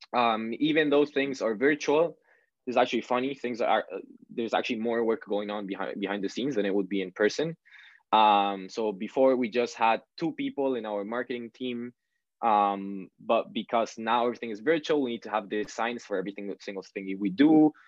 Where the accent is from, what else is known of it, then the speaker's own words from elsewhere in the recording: Peru; now in Canada; I grew up in in Peru, which is in South America